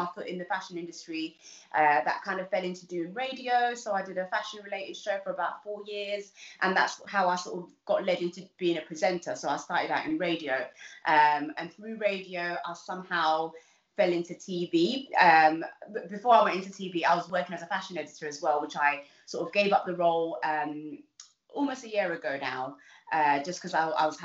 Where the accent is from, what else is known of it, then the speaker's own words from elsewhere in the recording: London, United Kingdom; also born or lived in Uganda; I grew up in Southeast London, in somewhere, a little place called East Dulwich